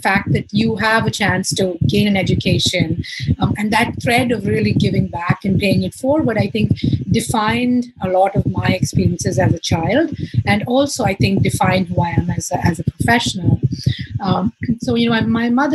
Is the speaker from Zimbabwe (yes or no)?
no; Mumbai, Maharashtra, India; moved away as an adult; now in New York City, United States; So I grew up in Bombay